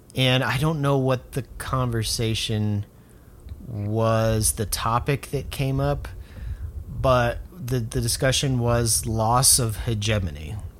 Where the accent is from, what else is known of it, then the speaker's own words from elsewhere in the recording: South Florida, United States; South Florida, where I'm from